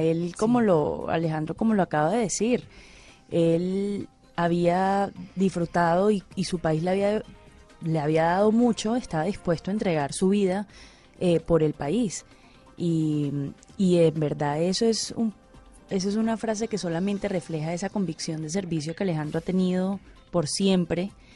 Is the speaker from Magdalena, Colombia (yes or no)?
yes; Santa Marta, Magdalena, Colombia; now in Cali, Colombia; en Santa Marta, en, en mi tierra natal